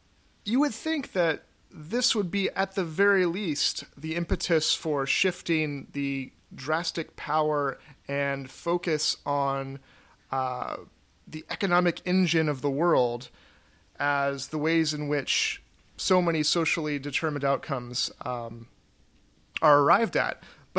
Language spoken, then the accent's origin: English; the South, United States; I'm a Southerner, true and true.